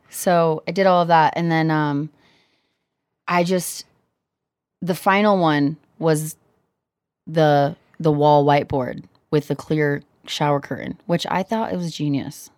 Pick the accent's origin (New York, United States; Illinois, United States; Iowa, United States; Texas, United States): Iowa, United States; Cedar Rapids; also born or lived in Kansas; now in Denver, United States; Growing up in Iowa